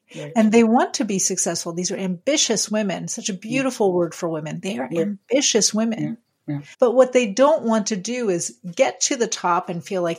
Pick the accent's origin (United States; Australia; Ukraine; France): France; moved away; I grew up in France